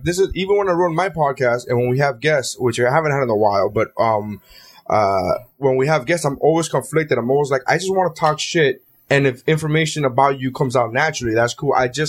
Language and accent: English; Canada; Canada CN? I'm Canadian.